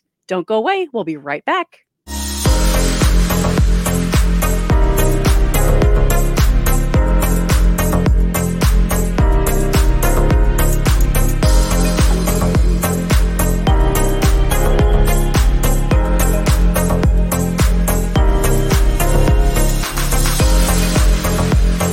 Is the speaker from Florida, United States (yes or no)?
yes; Orlando, Florida, United States; I am from Orlando, Florida